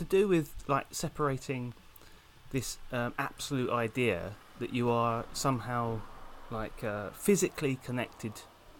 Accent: London, United Kingdom; now in Oxford, United Kingdom; I couldn't be more English. I think I'm very, very English, but I have an Irish name. I live in Oxford. I only lived there a little while, but actually I'm from South East London.

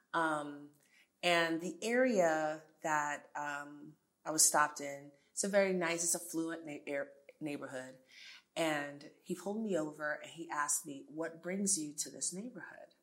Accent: New York City, New York, United States; accent: American; also born or lived in Jamaica / Abilene, Texas / Los Angeles / Miami; now in Houston, United States; I grew up in New York City

